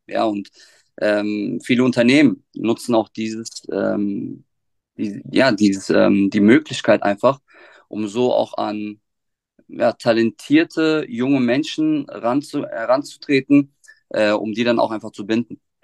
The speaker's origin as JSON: {"language": "German", "town": "Offenbach am Main", "region": "Hesse", "country": "Germany", "tie": "born or raised there", "said": "ich bin gebürtiger Offenmacher, ähm, habe auch meine schulische Laufbahn in Offenbach durchlaufen"}